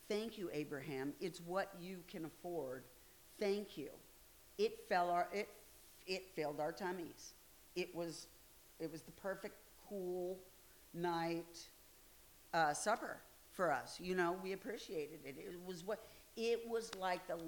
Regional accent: Midwest, United States; I'm from the Midwest

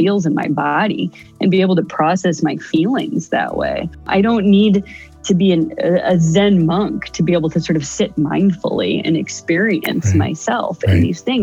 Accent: Ohio, United States; moved away as an adult; I hightailed it back to my home state of Ohio

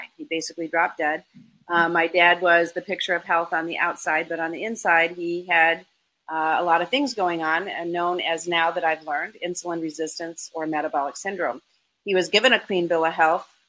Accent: Michigan, United States; now in Florida, United States; I grew up in Michigan in a Lebanese Armenian household

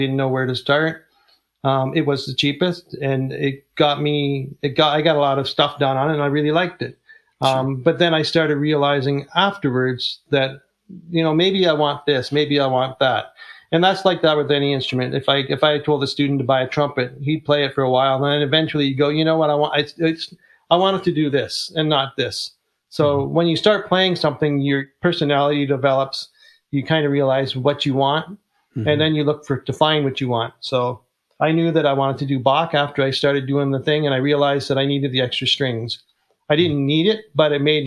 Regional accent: Canada; I'm Canadian

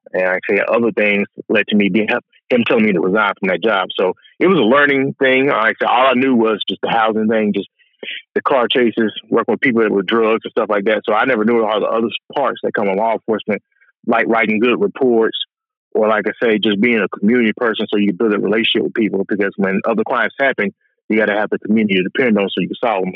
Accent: Augusta, Georgia, United States; I grew up in Augusta, Georgia, which is the area I stay in now

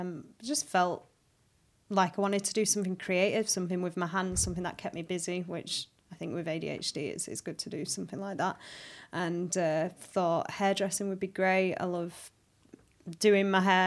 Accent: Halifax, Yorkshire and the Humber, United Kingdom; moved away as an adult; also born or lived in High Wycombe / London / Australia; I was born in High Wycombe. But I grew up in Halifax

